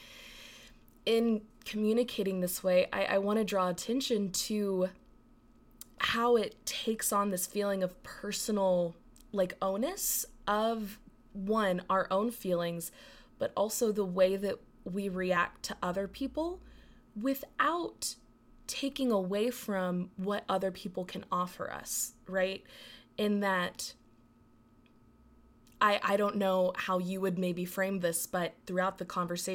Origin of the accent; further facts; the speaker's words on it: Texas, United States; growing up in Texas, growing up in the Bible Belt